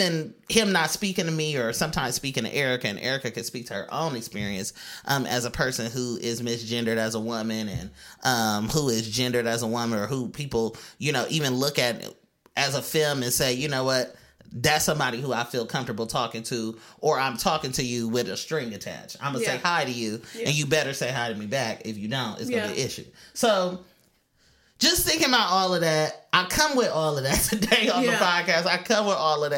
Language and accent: English; Oakland, California, United States; moved away as an adult; now in New York, United States; I'm from California again. You know, I'm from East Oakland.